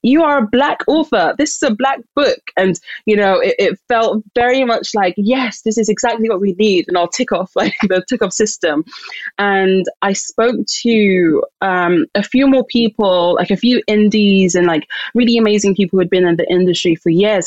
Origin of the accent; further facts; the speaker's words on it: London, United Kingdom; I'm Nigerian, um, born and raised in London